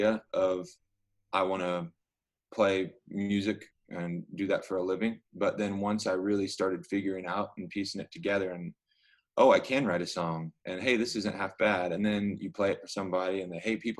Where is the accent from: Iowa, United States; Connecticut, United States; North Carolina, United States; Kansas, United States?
Kansas, United States; Clearwater; moved away as an adult; now in Nashville, United States; I was living in Clearwater, which is my hometown. It's like maybe a half hour south of Wichita